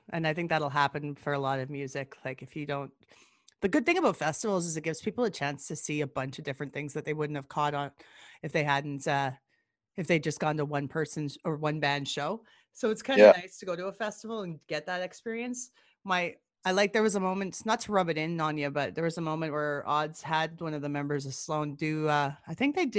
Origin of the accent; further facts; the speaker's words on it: Gibbons, Alberta, Canada; I always used to hang out at the Gibbons Video because I grew up out in Gibbons